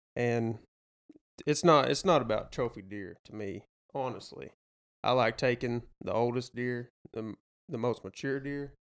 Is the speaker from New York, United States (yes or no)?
no; Damascus, Arkansas, United States; I am from Damascus, Arkansas. Grew up with these two fine fellows over here.